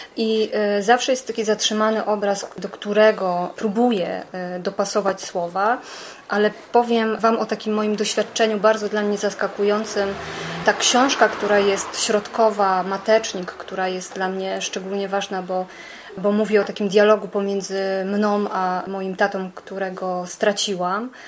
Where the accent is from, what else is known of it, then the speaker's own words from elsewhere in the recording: Beskid Sądecki, Lesser Poland, Poland; jako taka nastolatka w tym Beskidzie Sądeckim, w małej wsi, wychowując się w gospodarstwie